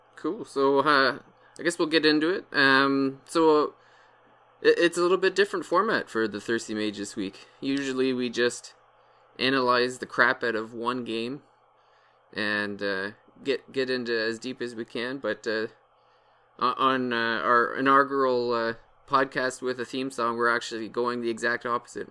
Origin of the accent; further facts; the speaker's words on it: Canada; I'm Canadian